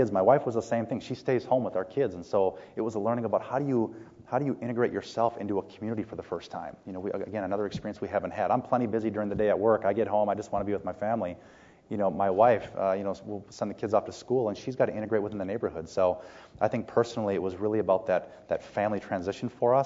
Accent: St. Paul, Minnesota, United States; moved away as an adult; now in Canada; I grew up in St. Paul, Minnesota, and I'd been there most of my life

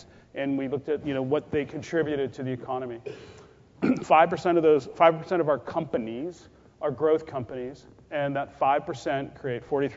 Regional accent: Canada; moved away; being Canadian

